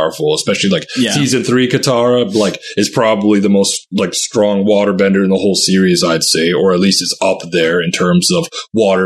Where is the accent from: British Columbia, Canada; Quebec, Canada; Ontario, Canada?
British Columbia, Canada; Vancouver; I grew up in Vancouver